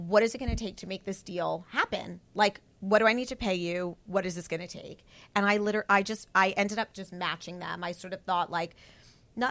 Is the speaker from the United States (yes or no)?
yes; New York, United States; also born or lived in Hershey, Pennsylvania; my family's from New York. I grew up in New York.